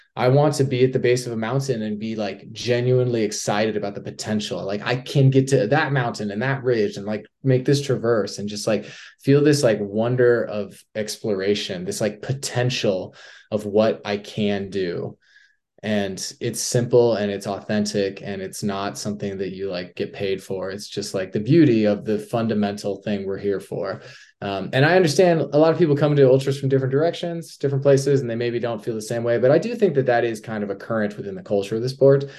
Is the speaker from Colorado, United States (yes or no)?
yes; Durango, Colorado, United States; now in Salt Lake City, United States; I'm from Durango, Colorado, Southwest Colorado